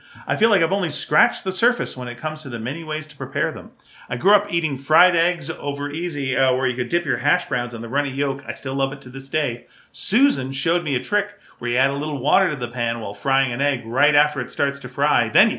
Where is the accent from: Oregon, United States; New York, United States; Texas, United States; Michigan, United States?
Texas, United States; Mesquite; The closest I've gotten to this was when I was growing up in Mesquite and I would disappear all day on my bike.